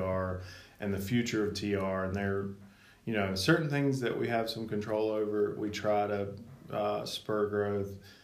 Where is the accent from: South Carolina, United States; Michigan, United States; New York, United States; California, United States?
South Carolina, United States; Marietta; also born or lived in Charlotte, North Carolina; I was actually born and raised in Marietta, and grew up on the Mill Hill of Slater